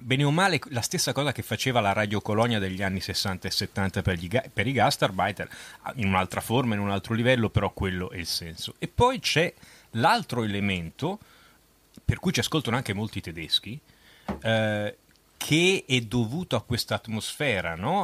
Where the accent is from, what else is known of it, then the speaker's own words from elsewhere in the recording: Merano, Trentino-Alto Adige, Italy; now in Germany; io sono nato a Merano, in Alto Agi, oh. su Tirol